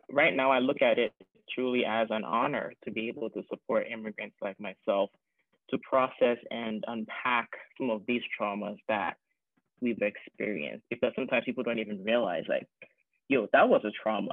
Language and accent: English; Ghana; moved away as an adult; also born or lived in North Carolina, United States; now in Tacoma, United States; I immigrated from Ghana to the US in 2007. Ghana is in West Africa. I came to college in North Carolina. I went to Salem College. And so just with thinking about my experience moving here by myself at a very ripe age of 18